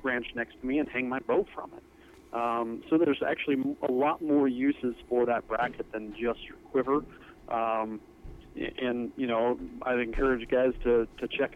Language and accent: English; Napa Valley, Northern California, United States; moved away as an adult; now in Montana, United States; I originally grew up in Northern California in Napa Valley